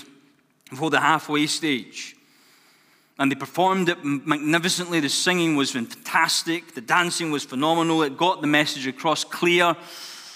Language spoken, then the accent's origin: English; Glasgow, Scotland, United Kingdom; my life growing up in Glasgow, or just outside of Glasgow in Scotland. I wasn't brought up in the worst of neighborhoods